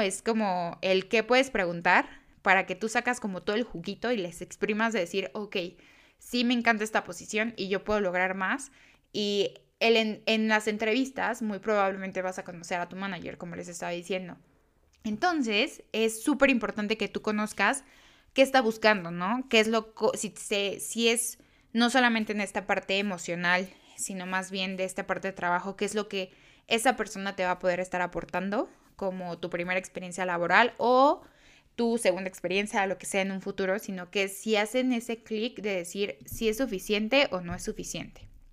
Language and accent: Spanish; Mexico; yo soy este, mexicana